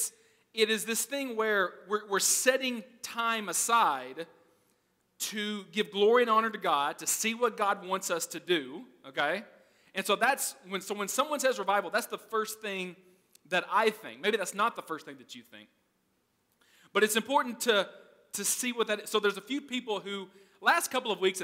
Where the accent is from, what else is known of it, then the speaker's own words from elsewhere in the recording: Arkansas, United States; I'm from Arkansas